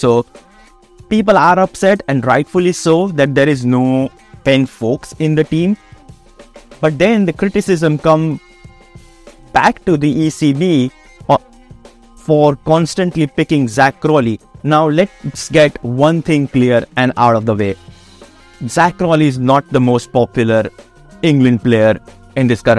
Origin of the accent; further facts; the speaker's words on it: India; I am an Indian.